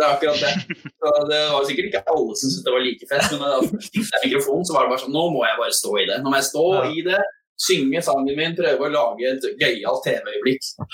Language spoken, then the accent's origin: Norwegian; Asker, Akershus, Norway; i Asker, der jeg vokste opp